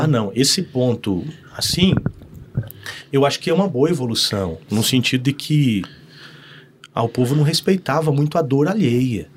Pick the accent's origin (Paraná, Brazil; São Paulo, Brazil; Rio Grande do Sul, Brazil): Paraná, Brazil; Santo Antônio da Platina; moved away as an adult; now in Londrina, Brazil; eu sou um londrinense platinense